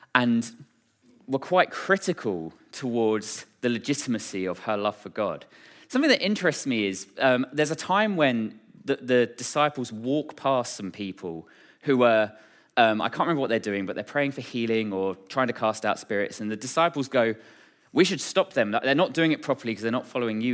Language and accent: English; Braintree, East of England, United Kingdom; was born and raised in Braintree